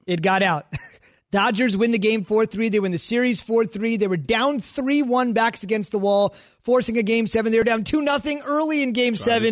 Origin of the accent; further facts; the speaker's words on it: New Jersey, United States; I grew up in New Jersey